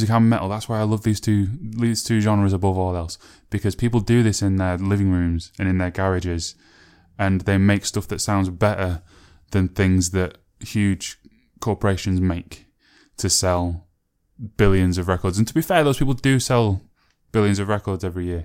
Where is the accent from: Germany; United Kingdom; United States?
United Kingdom; Sheffield, Yorkshire and the Humber; my hometown of Sheffield